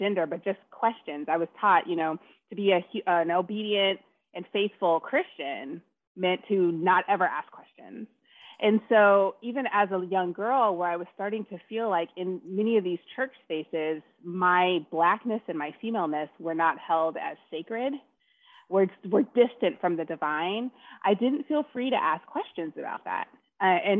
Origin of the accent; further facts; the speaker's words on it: United States; I'm African American, Black woman, and I grew up in a Black family